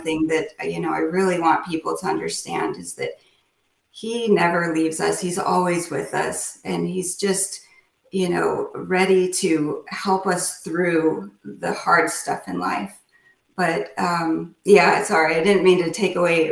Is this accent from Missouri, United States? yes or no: no; Chino Valley, Arizona, United States; moved away as an adult; also born or lived in Phoenix, Arizona / Southwest US; now in Winston-Salem, United States; I was from Chino Valley, Arizona, which is a very small town.